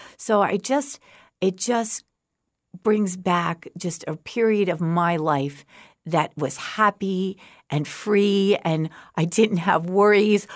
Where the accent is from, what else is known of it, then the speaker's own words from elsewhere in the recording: outside of Woodstock, New York, United States; moved away as an adult; also born or lived in Oklahoma; now in Fort Myers, United States; I grew up outside of Woodstock